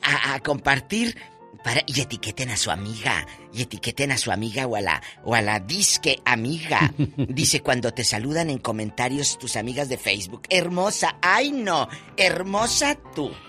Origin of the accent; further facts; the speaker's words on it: Mexico; cómo somos los mexicanos